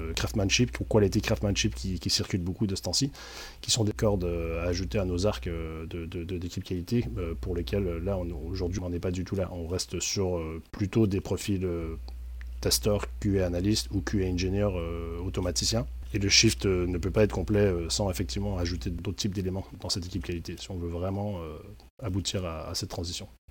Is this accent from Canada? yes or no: yes; Quebec, Canada; now in France; depuis que je suis arrivé en France, parce qu'il faut savoir que je suis québécois à l'origine.